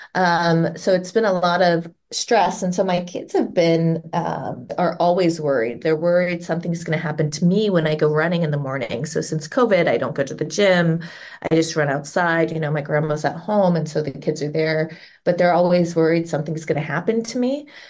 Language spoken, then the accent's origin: English; Cincinnati, Ohio, United States; moved away as an adult; now in Southern California, United States; I was born and raised around Cincinnati, Ohio